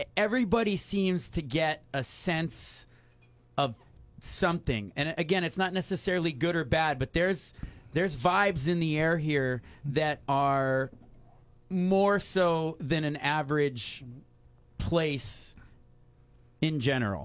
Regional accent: Kailua, Hawaii, United States; I grew up in Kailua

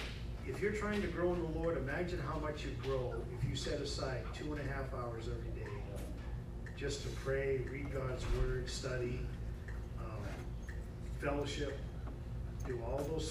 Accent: New England, United States; I'm from New England

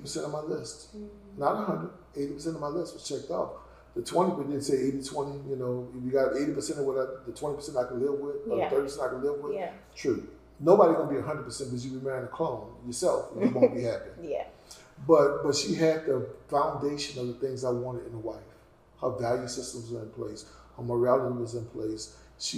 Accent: the South, United States; I grew up in the South

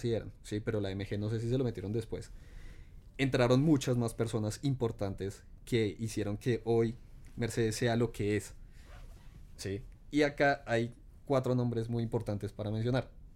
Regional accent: Colombia

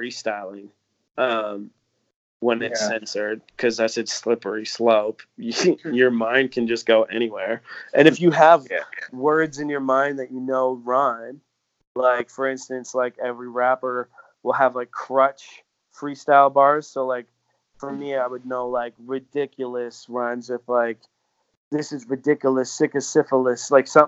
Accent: Canada; being Canadian

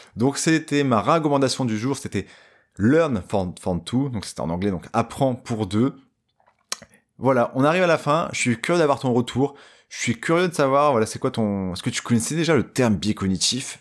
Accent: Dunkirk, Hauts-de-France, France; je viens de Dunkerque.

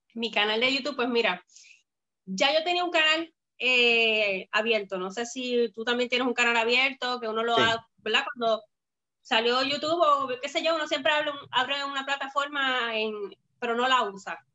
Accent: Bayamón, Puerto Rico; also born or lived in Florida; soy de Puerto Rico, de Bayamón

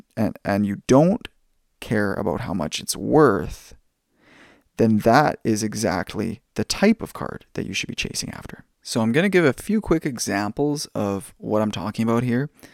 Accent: Langley, British Columbia, Canada; also born or lived in United States; being a Canadian and spending most of my time growing up in Canada

